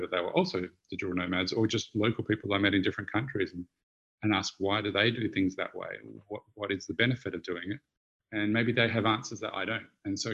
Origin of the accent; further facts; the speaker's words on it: Australia; moved away; I'm Australian